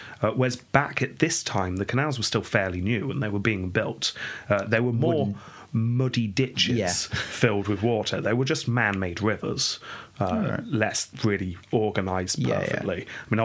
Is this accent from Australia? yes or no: no; England, United Kingdom; growing up in England